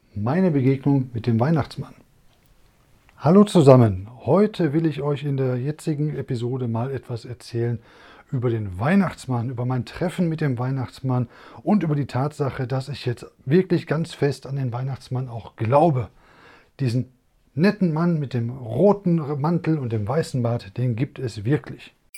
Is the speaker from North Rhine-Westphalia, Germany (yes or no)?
yes; Essen, North Rhine-Westphalia, Germany; wir kommen aus Essen